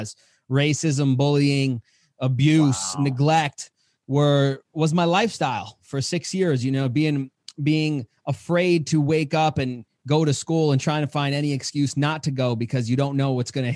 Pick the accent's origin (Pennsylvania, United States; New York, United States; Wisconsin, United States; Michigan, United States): New York, United States; New York City; as a child growing up in Queens, New York